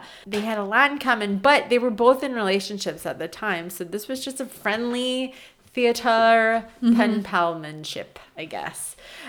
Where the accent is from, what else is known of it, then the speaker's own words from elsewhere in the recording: New York, United States; So was I, but in New York. I was 14 in 1994.